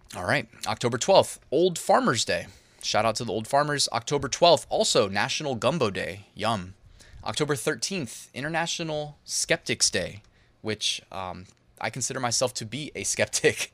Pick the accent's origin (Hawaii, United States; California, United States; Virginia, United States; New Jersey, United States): Virginia, United States; Northern; we're from Northern Virginia